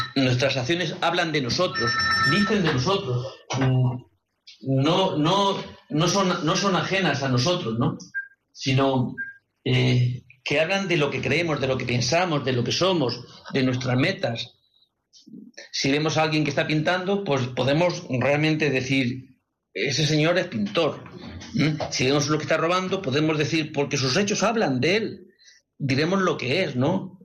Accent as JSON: {"language": "Spanish", "town": "Madrid", "region": "Community of Madrid", "country": "Spain", "said": "son de Madrid y parece que me, tengo cierta eh, simpatía porque son del mismo lugar donde, de donde yo soy"}